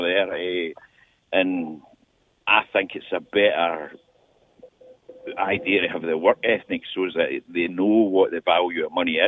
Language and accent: English; Scotland, United Kingdom; moved away; I'm Scottish